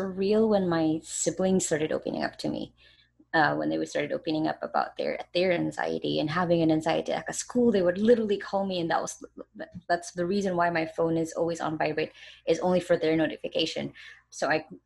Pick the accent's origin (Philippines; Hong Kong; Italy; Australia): Philippines; Like in my hometown, even some parts of a lot of the major cities here in the Philippines